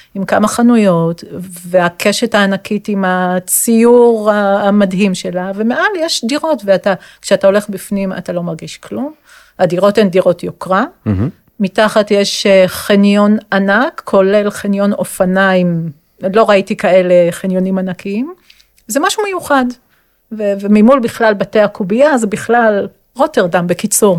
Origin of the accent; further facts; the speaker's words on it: Jerusalem, Jerusalem District, Israel; אני ירושלמית אה, במקור